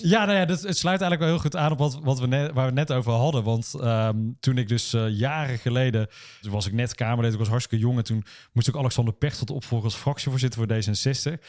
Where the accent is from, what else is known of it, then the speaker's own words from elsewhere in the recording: Uden, North Brabant, Netherlands; moved away as an adult; now in Nijmegen, Netherlands; ons mooie dorp in Brabant